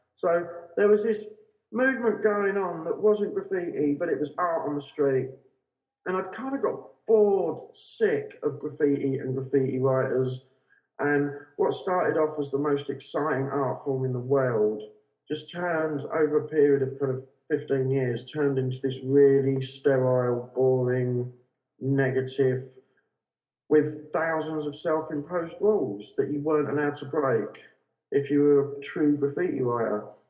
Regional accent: London, United Kingdom; I grew up in South London with my parents

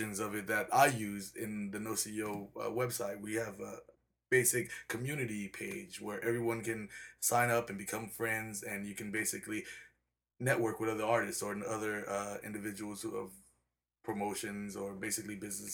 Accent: El Cajon, California, United States; also born or lived in Chicago, Illinois; I actually grew up in El Cajon City. 619, El Cajon City

